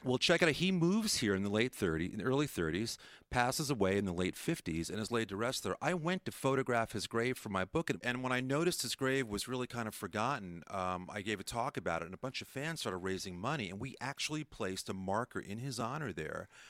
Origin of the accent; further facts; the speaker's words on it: New York, United States; now in Orange County, United States; I grew up in New York